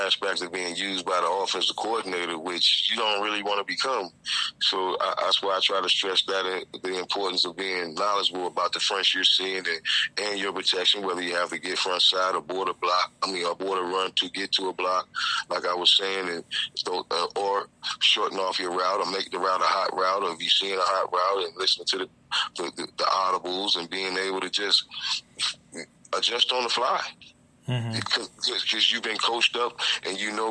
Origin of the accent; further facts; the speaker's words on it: Virginia, United States; Virginia Tech, which is, you know, my home state